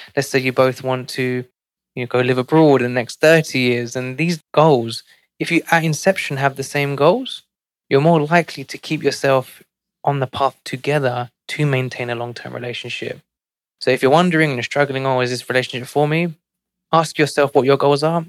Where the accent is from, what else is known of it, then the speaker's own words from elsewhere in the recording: London, United Kingdom; now in New York City, United States; growing up in one of London's most financially